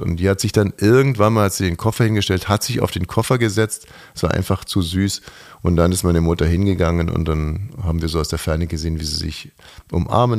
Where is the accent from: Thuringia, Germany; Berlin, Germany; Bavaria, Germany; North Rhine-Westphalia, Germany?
Bavaria, Germany; aus meiner Heimat, Bayern